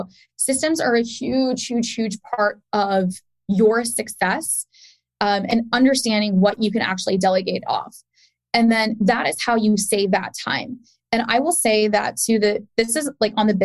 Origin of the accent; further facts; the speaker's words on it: Pakistan; I'm Pakistani